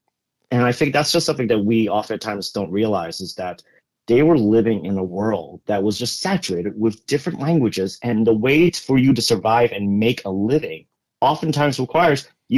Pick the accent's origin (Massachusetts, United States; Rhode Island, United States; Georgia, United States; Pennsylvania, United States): Massachusetts, United States; Boston; accent: Boston; my parents are immigrants from originally Hong Kong. And I was born here. So I could speak English perfectly just fine, mm-hmm. even with a Boston accent, apparently.